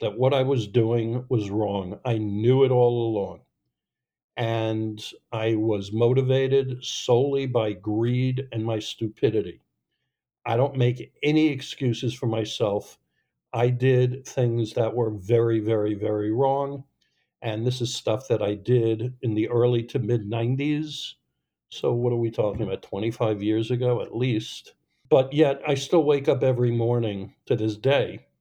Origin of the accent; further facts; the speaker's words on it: Long Island, New York, United States; I grew up in New York on Long Island